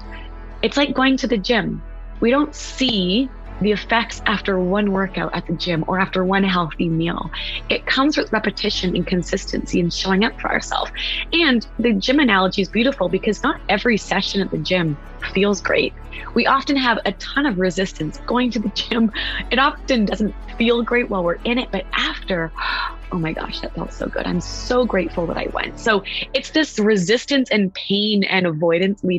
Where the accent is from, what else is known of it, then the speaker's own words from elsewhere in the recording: West Coast, United States; now in East Coast, United States; I'm from the West Coast, but I live on the East Coast